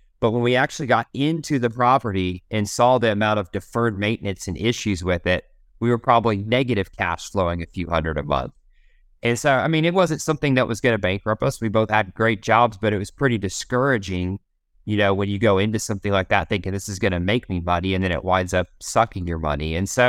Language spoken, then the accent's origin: English; Oklahoma, United States; born there; So I was born in Oklahoma. I'm an Okie by birth, and we have an ice cream local to here called Brahms.